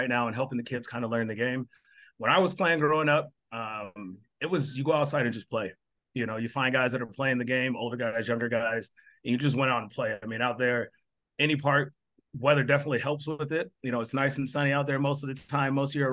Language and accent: English; Albuquerque, New Mexico, United States; moved away as an adult; also born or lived in Colorado / Spokane, Washington; growing up in Albuquerque, when I left to go to junior college, which was in Colorado